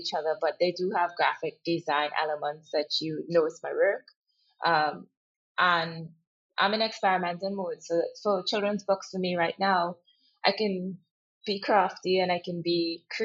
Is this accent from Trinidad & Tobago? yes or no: yes; Trinidad & Tobago; We grew up in East Trinidad before moving back to the West, where the rest of my family is.